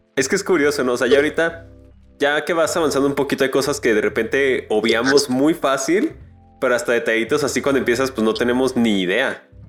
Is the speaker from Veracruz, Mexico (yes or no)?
no; León, Guanajuato, Mexico